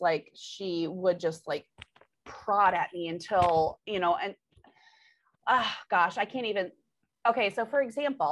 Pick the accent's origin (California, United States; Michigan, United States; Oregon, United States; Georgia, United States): Michigan, United States; I'm from Michigan